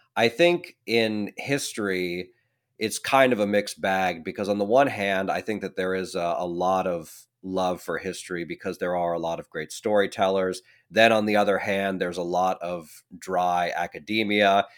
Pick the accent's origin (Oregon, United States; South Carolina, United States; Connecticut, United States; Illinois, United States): Oregon, United States; accent: Oregonian; also born or lived in France; born and raised in Oregon, like myself